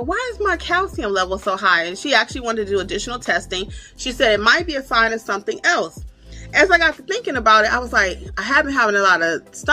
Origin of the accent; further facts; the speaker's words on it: Michigan, United States; now in Georgia, United States; And I live in Georgia. I'm originally from Michigan.